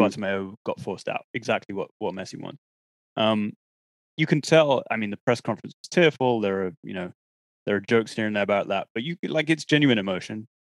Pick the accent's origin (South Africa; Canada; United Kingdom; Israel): United Kingdom; England; to be English, very proud of my compatriots